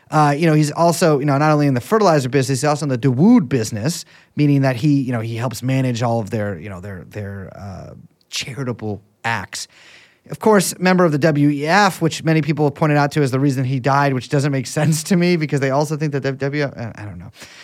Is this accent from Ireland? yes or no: no; Hong Kong; also born or lived in London; Being born in London and being raised in Hong Kong is almost more British than being born and raised in London.